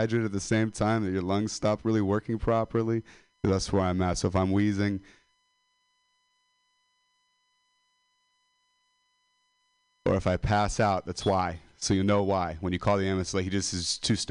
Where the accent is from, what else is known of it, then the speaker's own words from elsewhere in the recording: Modesto, California, United States; I'm a dropout from Modesto.